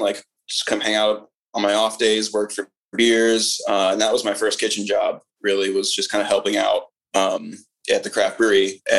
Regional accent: Columbus, Ohio, United States; also born or lived in Alabama / Vietnam; From Columbus, Ohio, born and raised here, grew up here.

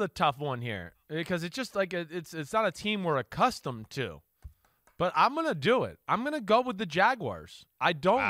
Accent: New Jersey, United States; I'm blonde and from New Jersey

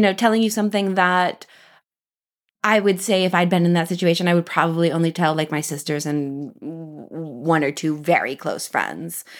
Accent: Kansas, United States; now in Paris, France; I was born in Kansas

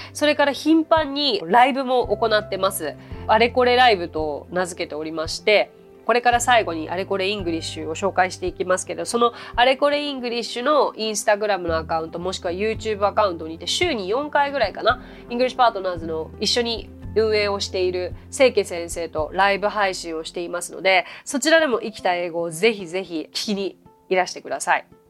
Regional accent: Japan; 私日本人ですから、日本人ですから

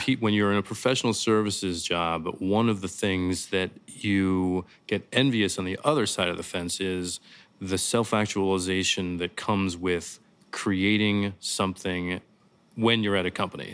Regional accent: St. Louis, Missouri, United States; moved away as an adult; also born or lived in Chicago / New York City; I grew up in Saint Louis, Missouri.

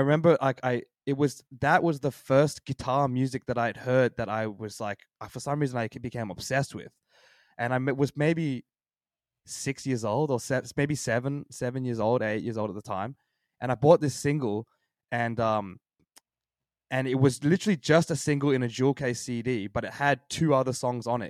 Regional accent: Sydney, New South Wales, Australia; I was born and raised in Sydney my whole life

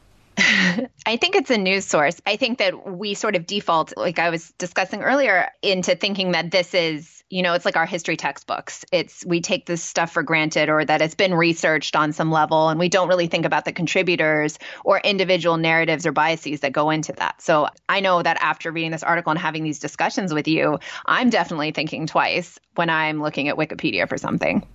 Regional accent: California, United States; growing up in California, we have a lot of resources, too, in terms of museums

